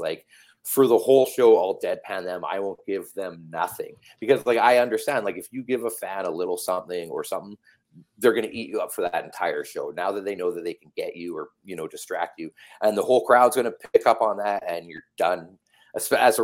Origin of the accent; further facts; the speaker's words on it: Calgary, Alberta, Canada; now in Vancouver, Canada; I grew up in Calgary